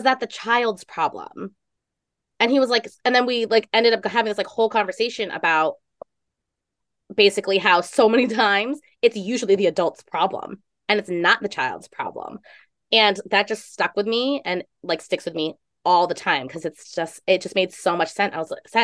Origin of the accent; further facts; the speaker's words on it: New York, United States; Maybe it's a total, like, being like a New Yorker, right?